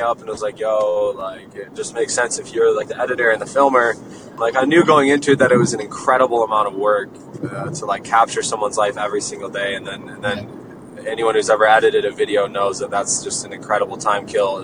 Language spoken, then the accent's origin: English; Jackson, Michigan, United States; moved away; I'm from Michigan originally, a small town like 45 minutes west of Detroit called Jackson.